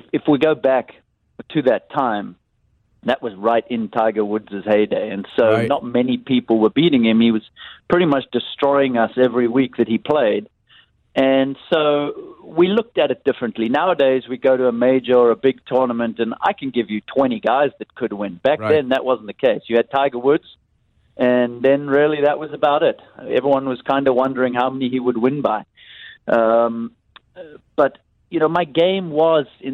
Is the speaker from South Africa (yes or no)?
yes; Cape Town, Western Cape, South Africa; a young kid growing up in South Africa, in Cape Town